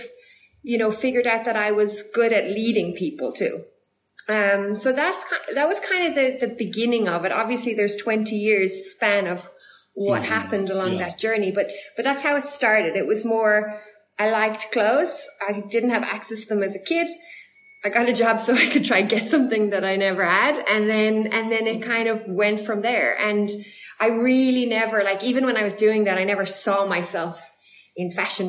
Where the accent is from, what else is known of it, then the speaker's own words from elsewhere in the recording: Ireland; moved away as an adult; also born or lived in United States; now in South Africa; growing up in Ireland